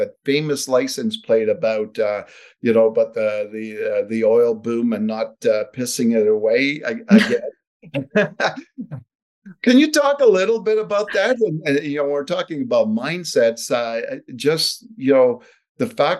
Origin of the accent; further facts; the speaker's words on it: Ottawa, Ontario, Canada; now in Calgary, Canada; I'm originally from Ottawa, but I've been out here 43rd year right now.